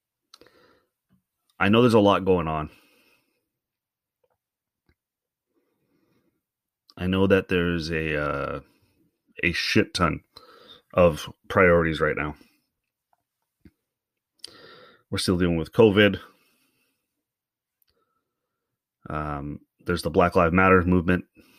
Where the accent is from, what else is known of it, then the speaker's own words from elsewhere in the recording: Canada; we're as Canadian as we say we are